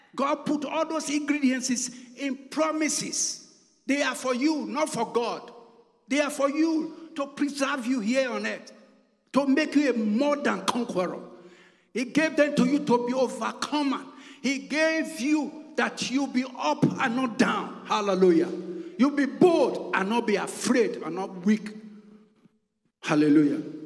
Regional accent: Nigeria; moved away as an adult; I'm from Nigeria

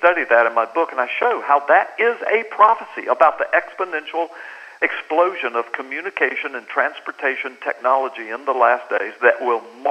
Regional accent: United States; I'm totally American.

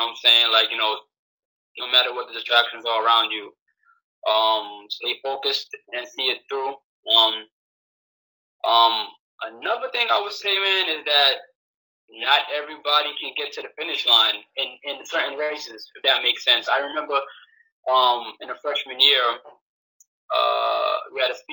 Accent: New York City, New York, United States; moved away as an adult; also born or lived in Brooklyn, New York / Rhode Island; now in Atlanta, United States; I'm from New York originally, born in Brooklyn, raised in Queens.

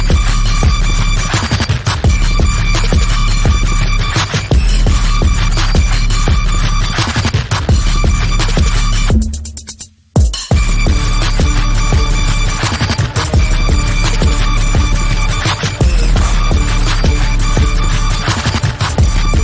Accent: Chicago, Illinois, United States; I'm from Chicago.

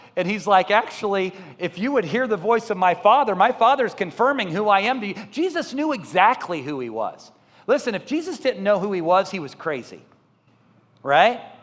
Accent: Columbia, Missouri, United States; moved away; I grew up in Columbia, Missouri

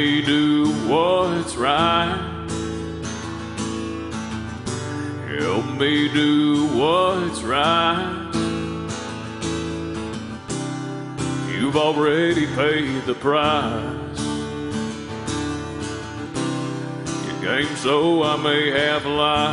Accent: Texas, United States; growing up in Texas, you know, it's not uncommon for there to be pastures everywhere

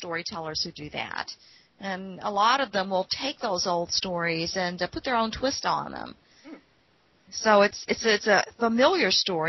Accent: Appalachia, United States; moved away; I came from the Appalachian Mountains to Portsmouth, Virginia, the city, and those city slickers used to laugh at us every time we talked.

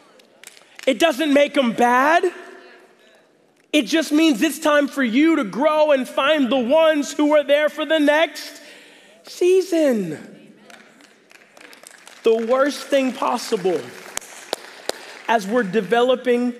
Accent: the South, United States; moved away; I'm from the South

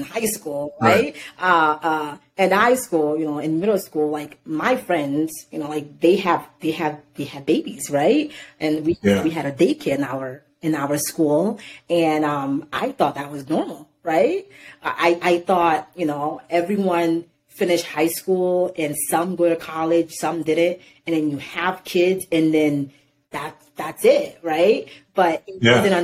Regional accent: Irvington, New Jersey, United States; also born or lived in Haiti / Newark, New Jersey; I grew up in Irvington. Well, I was born in Haiti. I came to America. I grew up in Newark. I grew up in Irvington.

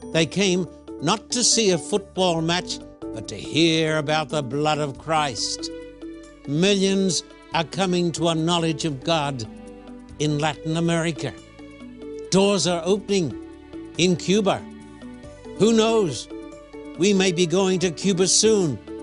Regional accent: Esk, Queensland, Australia; moved away as an adult; now in United States; I was born in a tiny little town in Queensland by the name of Esk

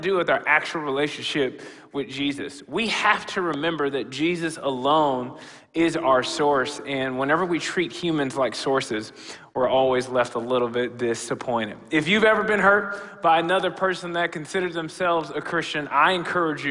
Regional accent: Rockford, Illinois, United States; I grew up in the African Methodist Episcopal Church, Gomez Chapel, just across town here in Rockford

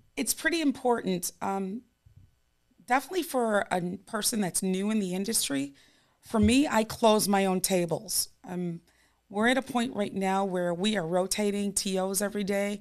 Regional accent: New York, United States; I'm, I'm a New Yorker

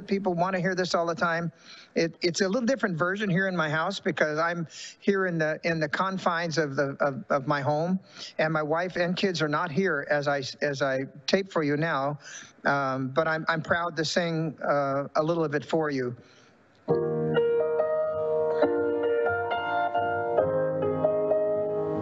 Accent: Sacramento, California, United States; I was raised in Sacramento, California

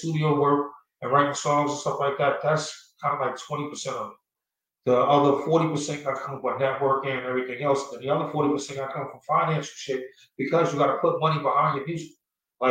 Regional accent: East Coast, United States; moved away as an adult; now in Phoenix, United States; I'm from the East Coast, born and raised, but Phoenix is my home

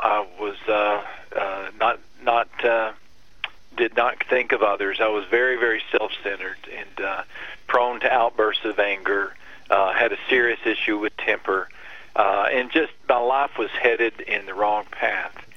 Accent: West Texas, United States; I grew up in West Texas.

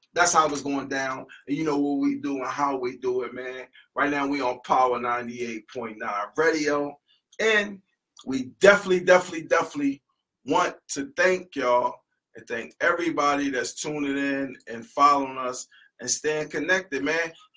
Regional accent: Philadelphia, Pennsylvania, United States; moved away; we're from the East Coast, we're from Philadelphia

